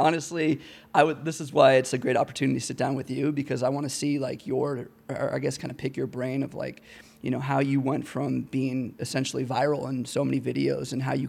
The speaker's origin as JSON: {"language": "English", "town": "Phoenix", "region": "Arizona", "country": "United States", "tie": "born or raised there", "moved": "yes", "lives_now": "Denver, United States", "said": "Born and raised in Phoenix."}